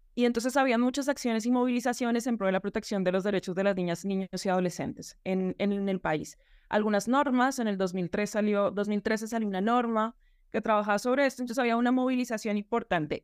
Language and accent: Spanish; Colombia; trabajar en la política pública em, educativa en mi país y en la ciudad capital de Bogotá